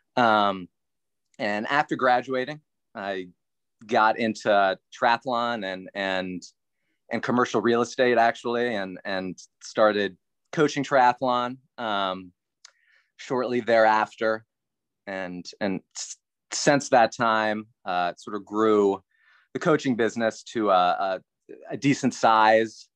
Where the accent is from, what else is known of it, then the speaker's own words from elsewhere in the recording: near Carlisle, South Central Pennsylvania, United States; I grew up in Pennsylvania, small town, outside of Carlisle, which is near Harrisburg, South Central Pennsylvania.